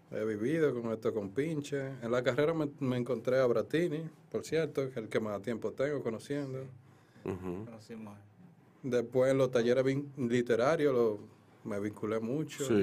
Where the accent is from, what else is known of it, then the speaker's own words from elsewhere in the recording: Santo Domingo, Distrito Nacional, Dominican Republic; el Distrito Nacional, me crié aquí en un colegio. ¿En qué colegio? En el Colegio Claret, queda ahí en el 6 y medio de la, de la Kennedy, Autopista Duarte